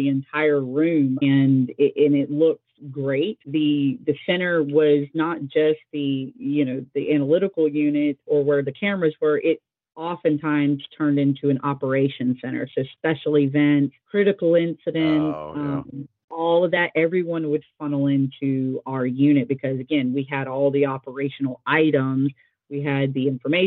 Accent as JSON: {"language": "English", "town": "Fayetteville", "country": "United States", "tie": "born or raised there", "said": "I pictured retirement in my hometown"}